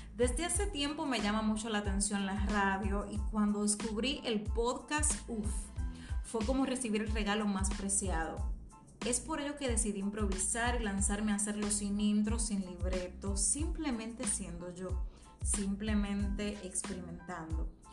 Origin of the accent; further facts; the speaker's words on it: Dominican Republic; Soy dominicana, mercadóloga carismática